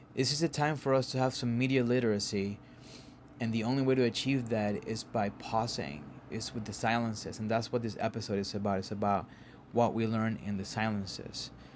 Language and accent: English; Caguas, Puerto Rico; now in Harlem, New York, United States; a part of Caguas, my hometown called Villa del Rey